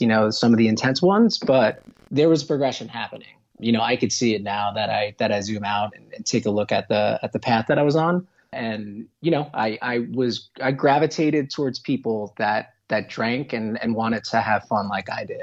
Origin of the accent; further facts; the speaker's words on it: New York City, New York, United States; I'm from New York City in Queens, just about 15 minutes or so from Manhattan.